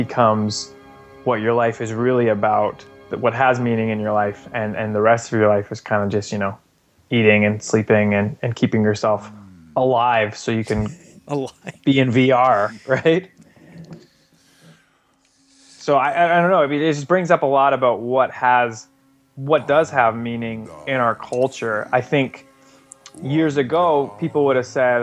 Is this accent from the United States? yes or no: no; Canada; I'm Canadian, but I'm not French Canadian